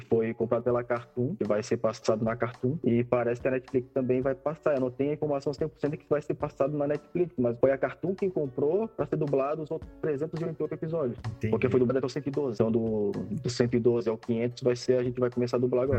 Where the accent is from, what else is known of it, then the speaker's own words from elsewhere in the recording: Florianópolis, Santa Catarina, Brazil; moved away as an adult; now in São Paulo, Brazil; eu sou de Florianópolis, Santa Catarina, e para me, me tornar dublador eu tive que me mudar para São Paulo